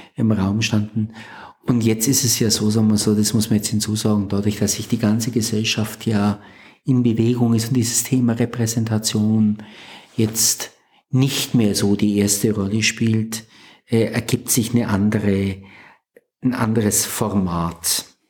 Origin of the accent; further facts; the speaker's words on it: village northeast of Nuremberg, Franconia, Bavaria, Germany; now in Plankstetten, Germany; ich komme aus dem Nordosten Nürnbergs, also am Rand der fränkischen Schweiz das Nürnberger Becken endet und dann beginnt die Fränkische Schweiz. Das ist so mhm. dieses Übergangsgebiet. Und da gibt es in dem Dorf, in dem ich groß geworden bin